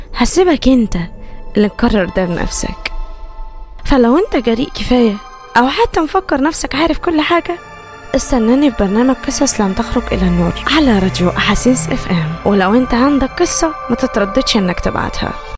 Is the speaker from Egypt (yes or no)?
yes; Egypt; عندنا في مصر في لهجات كتير